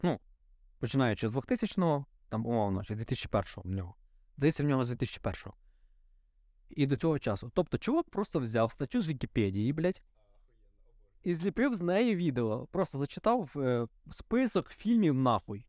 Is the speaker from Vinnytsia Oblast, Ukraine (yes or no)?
yes; Vinnytsia Oblast, Ukraine; Я в селі виріс в Вінницькій області